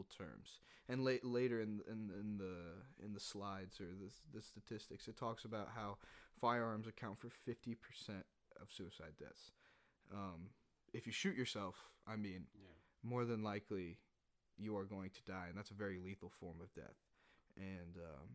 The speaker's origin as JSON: {"language": "English", "country": "United States", "said": "being American"}